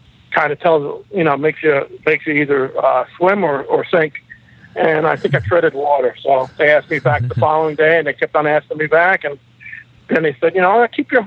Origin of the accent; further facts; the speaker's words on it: South Shore, Long Island, New York, United States; I grew up in South Shore, Long Island